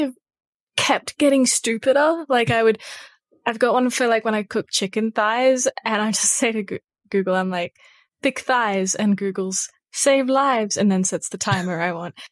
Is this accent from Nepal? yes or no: no; Australia; if you have an accent, which, you know, we all do 'cause we're all Australian